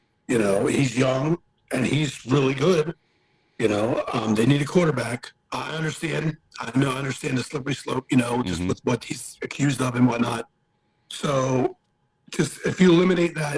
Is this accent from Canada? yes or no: no; Baltimore, Maryland, United States; I'm from Baltimore, Maryland